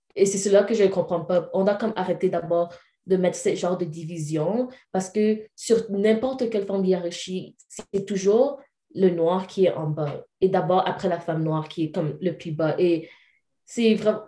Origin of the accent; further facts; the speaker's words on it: Calgary, Alberta, Canada; also born or lived in Cameroon; en grandissant ici au Canada